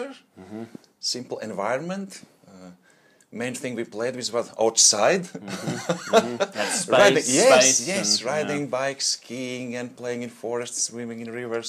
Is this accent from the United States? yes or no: no; Latvia; English is a second language; moved away as an adult; now in Australia; originally I'm from Latvia. That's a small country in Eastern Europe, right next to Russia. So it's hard to find on map, just a little spot. That's where my childhood was then.